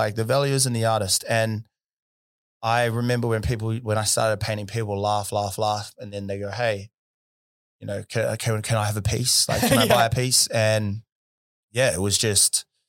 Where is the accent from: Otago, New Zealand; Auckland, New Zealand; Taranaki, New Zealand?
Auckland, New Zealand; South Auckland; Well, where I grew up in South Auckland, in Thompson Street, it was a beautiful place